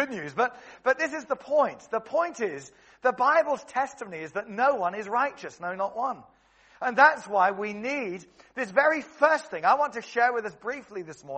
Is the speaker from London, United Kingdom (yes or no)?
yes; Cheam, London, United Kingdom; where I grew up in Stockbroker Belt in Cheam in Surrey